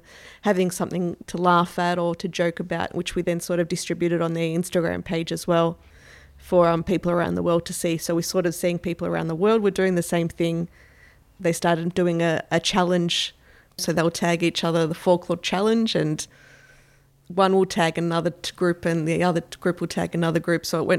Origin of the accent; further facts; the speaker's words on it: Carlton, Victoria, Australia; born there; I was born in 1981 in Carlton.